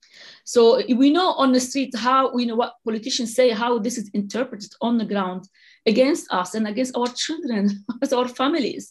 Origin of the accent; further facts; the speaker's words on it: Lebanon; moved away as an adult; now in London, United Kingdom; so I'm originally from the Lebanon. And yes, I came in the middle of the civil war.